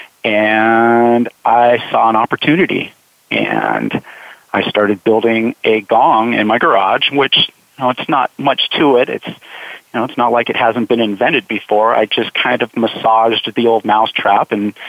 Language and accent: English; Southern California, United States; now in Idaho, United States; I grew up in Southern California.